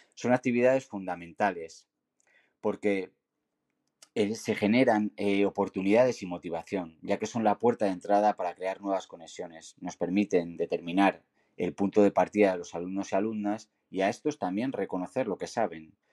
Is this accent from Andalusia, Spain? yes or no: no; Segovia, Castile and León, Spain; now in Zaragoza, Spain; trabajo en el departamento de orientación en un instituto de la ciudad del Ebro y del Cierzo, aunque soy de Segovia.